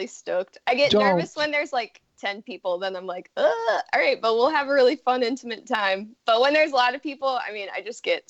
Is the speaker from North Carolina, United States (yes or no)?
no; Texas, United States; now in Los Angeles, United States; growing up in Texas, everyone said …, like with accents, you know?